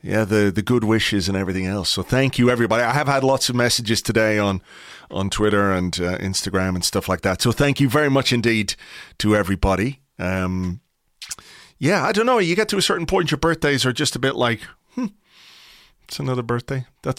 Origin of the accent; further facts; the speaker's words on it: Kimmage, County Dublin, Ireland; No, I'm from Kimmage, just up the road here.